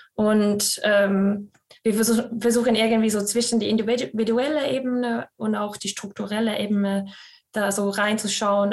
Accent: Scotland, United Kingdom; German is a second language; also born or lived in Estonia / Vienna, Austria; now in Münster, Germany; ich gebürtige Estin bin und in Schottland aufgewachsen

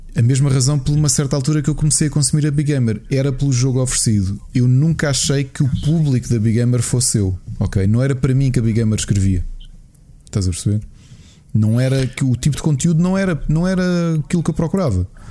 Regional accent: Portugal; sou português

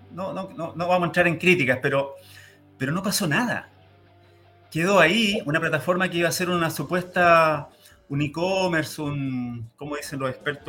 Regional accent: Santiago, Santiago Metropolitan Region, Chile; moved away as an adult; now in Los Ríos Region, Chile; Yo vengo de la comuna de La Florida, en Santiago, donde allá éramos 400.000 personas

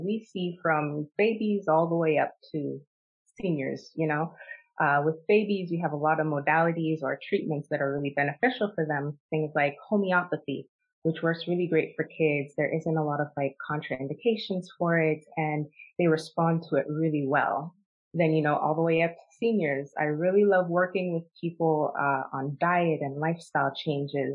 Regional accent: Toronto, Ontario, Canada; moved away; also born or lived in Arizona; I was technically born and raised in Toronto

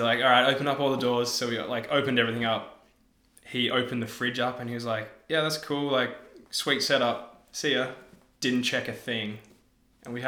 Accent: Australia; as an Australian

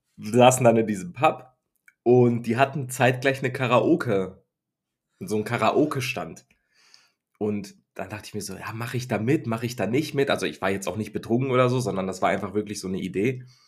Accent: Germany; ich bin ja ein Deutscher, der dann in England

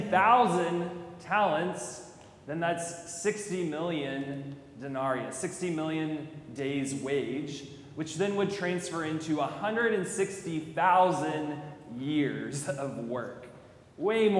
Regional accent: College Station, Texas, United States; I'm from College Station

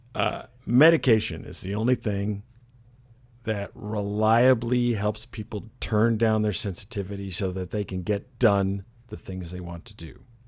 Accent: Flint, Michigan, United States; moved away; also born or lived in Stanford, California; I was born in Michigan. I actually flint Michigan back in the day when it wasn't so bad

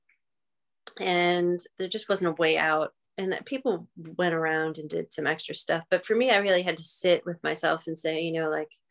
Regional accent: New York, United States; being a New Yorker, we don't have fires

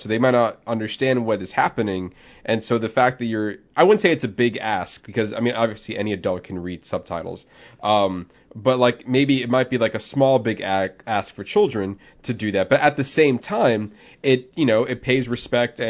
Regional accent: Florida, United States; I'm mainly born and raised in Florida.

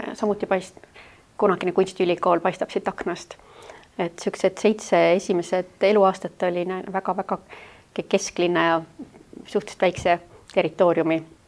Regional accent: Tallinn, Harju County, Estonia; ma sündisin siis praegusel Rävala tänaval, mis kohe siin majas, mis on kohe Välisministeeriumi kõrval

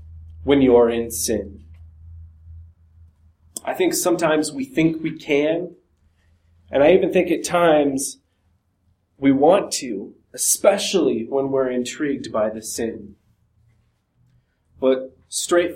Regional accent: Montana, United States; I'm from Montana

